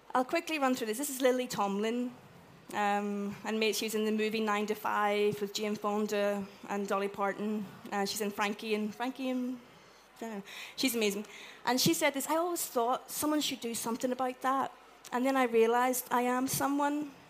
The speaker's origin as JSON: {"language": "English", "country": "Ireland", "said": "I'm Irish"}